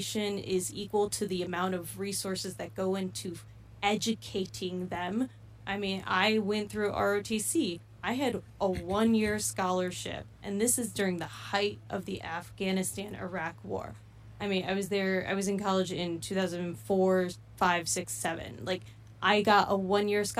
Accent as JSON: {"language": "English", "area": "Bergen County", "region": "New Jersey", "country": "United States", "tie": "born or raised there", "said": "I grew up in Bergen County, New Jersey"}